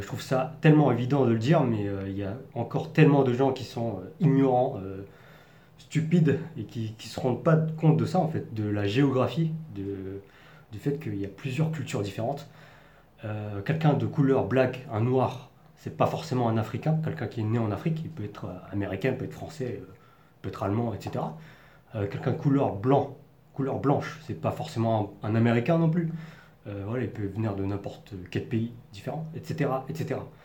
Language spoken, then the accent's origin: French; Paris region, Île-de-France, France; accent: parisien; moved away as an adult; now in Taiwan; je suis né et je et j'ai grandi en France, donc en région parisienne